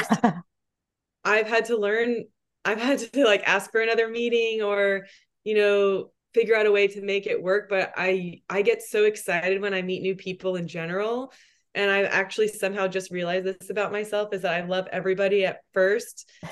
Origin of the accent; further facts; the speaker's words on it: Texas, United States; also born or lived in New York; now in Austin, United States; I'm from Texas